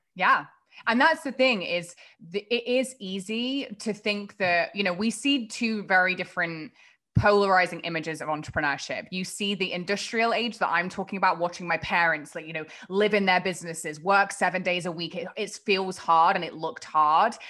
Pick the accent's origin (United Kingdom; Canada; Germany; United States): United Kingdom; England; moved away; I grew up across the pond, uh, in a pretty small kind of town in England